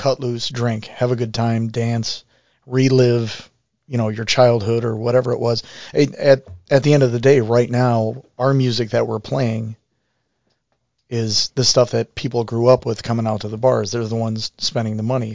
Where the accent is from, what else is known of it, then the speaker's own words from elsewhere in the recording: Garfield Heights, Ohio, United States; now in Parma, United States; I grew up in Garfield Heights